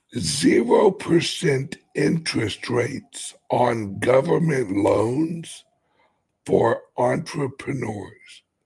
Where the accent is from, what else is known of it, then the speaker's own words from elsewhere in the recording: United States; I'm an American